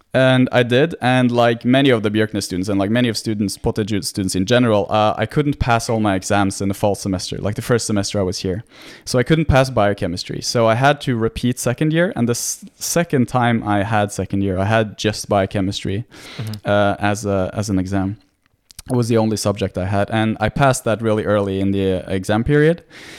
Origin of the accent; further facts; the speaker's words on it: Norway; Well, I'm born and raised in Norway, so I'm Norwegian, 100%. But my dad is Greek, mm-hmm. so I speak Greek, and I've been a lot to Greece, and I have Greek family.